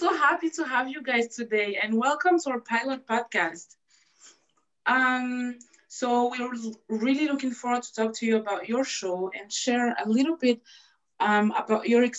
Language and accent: English; France; I'm from France. And I'm 22 years old